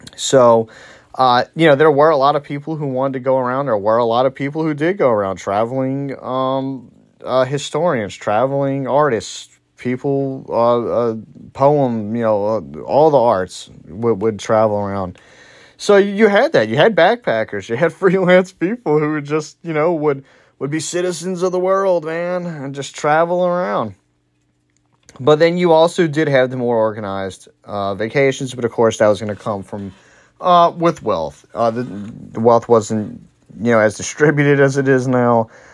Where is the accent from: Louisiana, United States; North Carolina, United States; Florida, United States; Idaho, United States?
Louisiana, United States; New Orleans; I'm from New Orleans. I'm from Louisiana.